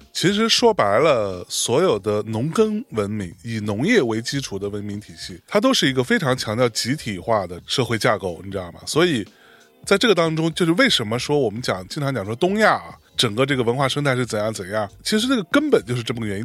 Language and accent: Chinese; China; 我们在中国内地啊长大起来的小孩儿